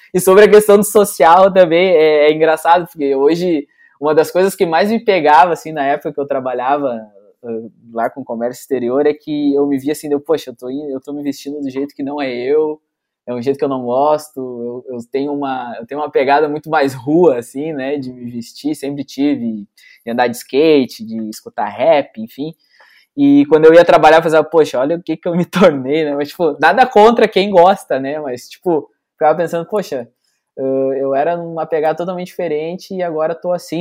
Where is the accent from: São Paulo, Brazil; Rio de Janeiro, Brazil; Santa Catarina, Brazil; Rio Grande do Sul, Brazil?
Rio Grande do Sul, Brazil; São Leopoldo; a gente é, é, é natural de São Leopoldo, né? Aqui na, na, região metropolitana, né? De Porto Alegre